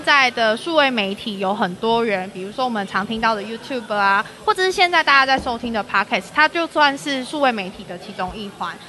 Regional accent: Taichung, Taiwan; accent: Taichung accent; 因为我们都是台中人

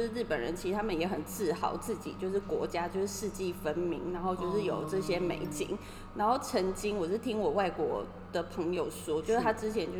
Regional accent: Taiwan; now in Tokyo, Japan; 其实除了我一个台湾人之外，

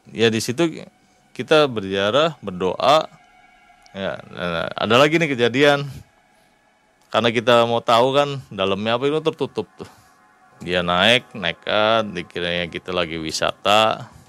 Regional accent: Cirebon, West Java, Indonesia; Karena kita juga kan dari Cirebon juga sama dari Jawa.

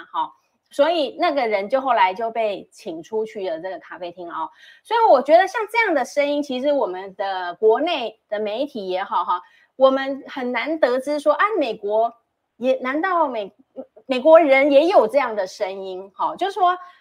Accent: Taiwan; 以我们台湾人的关注的角度啦

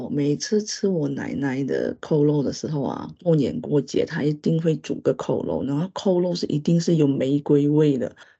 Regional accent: Sabah, Malaysia; first language Hakka; Chinese is a second language; now in Taiwan; 那我也可以说是在沙巴出生嘛，然后沙巴也是在马来西亚，就是客家人分布最多。

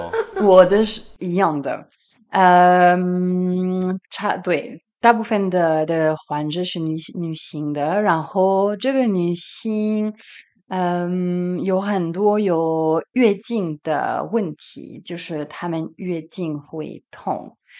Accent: Paris, Île-de-France, France; first language French; Chinese is a second language; moved away as an adult; also born or lived in Taipei, Taiwan; now in Marseille, France; 我在巴黎学习中医，也学习中文，在巴黎七大，巴黎第七大学

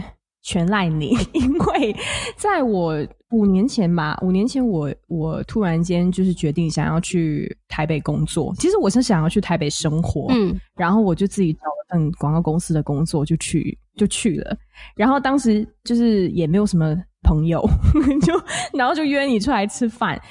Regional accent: Singapore; 我来自新加坡。

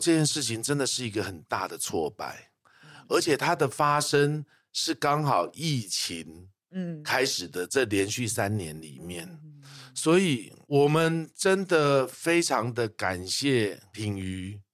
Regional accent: Taipei, Taiwan; 我在台北长大，但是很喜欢的就是我们那个庙会，啊，然后小时候的话，我们寒暑假会回高雄去陪阿嬷

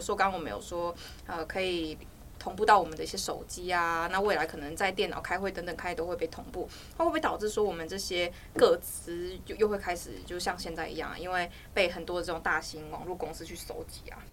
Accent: Hualien County, Taiwan; 因为我是花莲人

